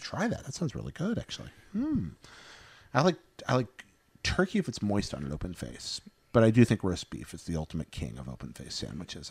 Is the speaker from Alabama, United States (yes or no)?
yes; Northeast Alabama, United States; now in California, United States; I'm from Northeast Alabama, like the, the Pine Forest area